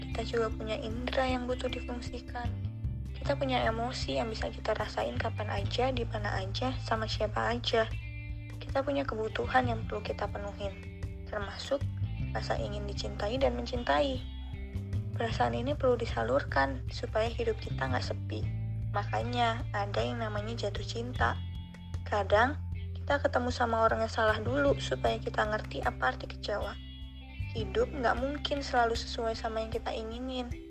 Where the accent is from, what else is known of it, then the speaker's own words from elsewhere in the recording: Lampung, Indonesia; Aku lahirnya di Lampung, besar di Lampung, kuliah di Lampung.